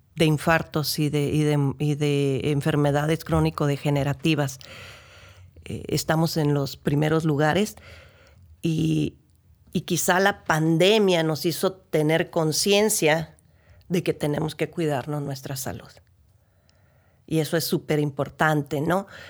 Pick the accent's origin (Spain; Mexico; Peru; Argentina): Mexico; Ensenada, Baja California; si somos de aquí de Ensenada